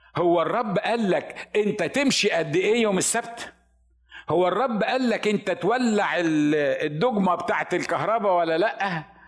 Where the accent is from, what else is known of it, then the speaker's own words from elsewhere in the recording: Upper Egypt, Egypt; moved away as an adult; انا الوحيد اللي من الصعيد